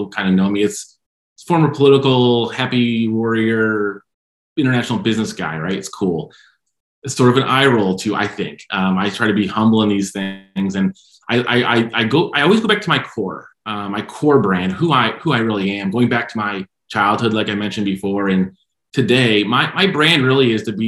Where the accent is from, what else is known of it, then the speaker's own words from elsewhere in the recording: Michigan, United States; I'm from Michigan